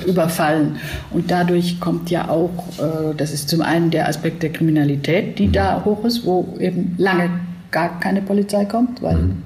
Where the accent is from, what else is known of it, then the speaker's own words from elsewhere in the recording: Southern Germany, Germany; mir als Süddeutscher